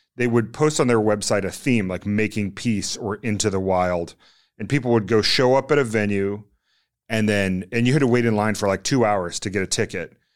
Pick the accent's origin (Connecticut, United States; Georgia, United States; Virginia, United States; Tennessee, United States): Virginia, United States; moved away as an adult; also born or lived in Washington, D.C.; I grew up in Virginia